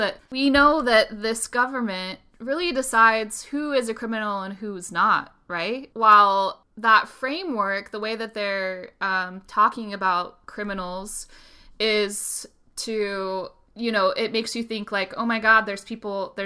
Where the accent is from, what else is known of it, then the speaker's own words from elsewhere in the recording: Utah, United States; also born or lived in Spain; I grew up in Utah and I'm white.